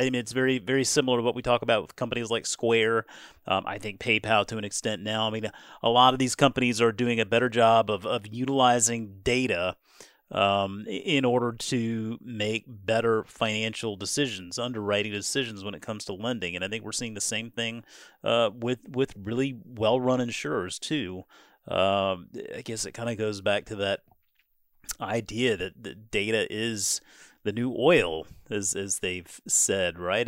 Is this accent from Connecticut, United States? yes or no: no; Charleston, South Carolina, United States; moved away; I grew up in Charleston, got to play a lot of golf down there in Charleston, Mount Pleasant